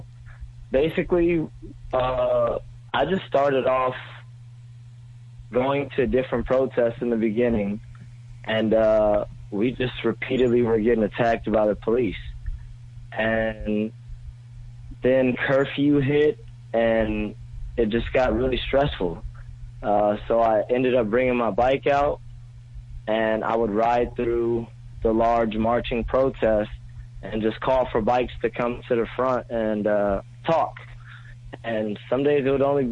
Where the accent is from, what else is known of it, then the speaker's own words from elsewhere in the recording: Los Angeles, California, United States; now in New York, United States; I'm from Los Angeles